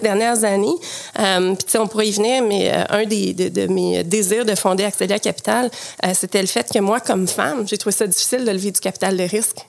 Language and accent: French; Quebec City, Quebec, Canada; also born or lived in Montreal / Cap-Rouge; j'ai grandi à Québec, donc ah mon passé de nageuse synchronisée s'est fait à Québec